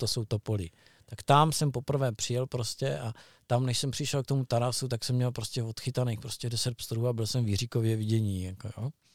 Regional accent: Brno, South Moravian Region, Czechia; u nás v Medlánkách bylo J Z D

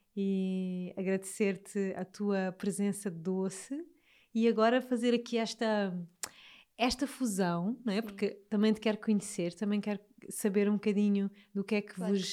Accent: Alentejo, Portugal; accent: Alentejano; com o meu sotaque alentejano

